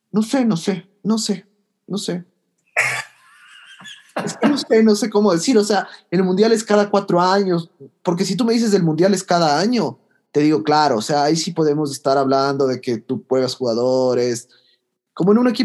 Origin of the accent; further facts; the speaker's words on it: Ecuador; pero somos de Ecuador, o sea, estamos obligados a ir al mundial